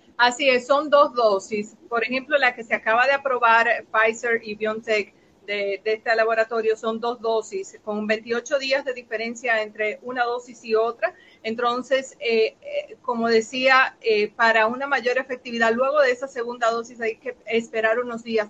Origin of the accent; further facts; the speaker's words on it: Dominican Republic; nosotros como República Dominicana